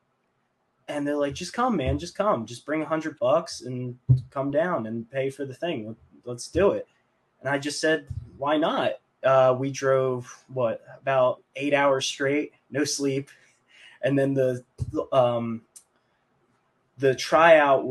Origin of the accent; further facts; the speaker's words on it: Mays Landing, New Jersey, United States; moved away as an adult; now in Philadelphia, United States; my hometown, which is same hometown as Draws, Maze Landing